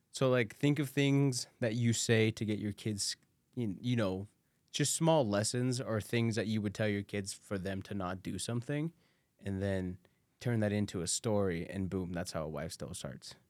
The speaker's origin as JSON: {"language": "English", "region": "Guanajuato", "country": "Mexico", "tie": "born or raised there", "moved": "yes", "lives_now": "United States", "said": "I was born in Mexico"}